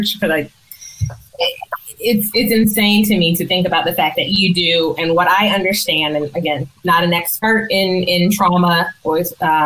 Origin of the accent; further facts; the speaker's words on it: Nashville, Tennessee, United States; I'm from Nashville